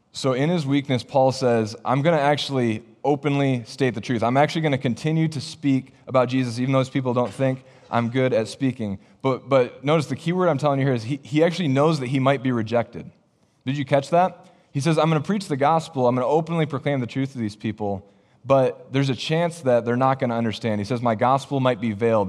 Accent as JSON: {"language": "English", "region": "Michigan", "country": "United States", "also_born_or_lived": "Ohio", "moved": "as an adult", "lives_now": "Iowa, United States", "said": "my family and I, we're originally from Michigan."}